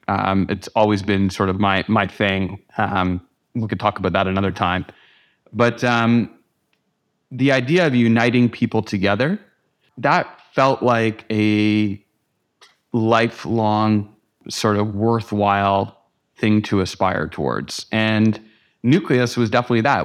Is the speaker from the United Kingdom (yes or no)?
no; Canada; moved away as an adult; also born or lived in New York; as a Canadian living in America